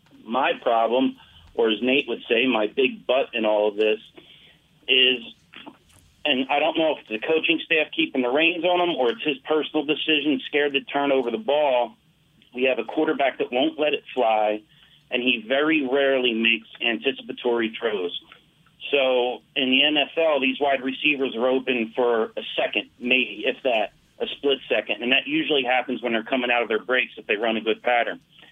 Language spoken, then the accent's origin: English; Philadelphia, Pennsylvania, United States; I grew up in Philadelphia, a Cowboys mm-hmm. fan, lived there for 45 years.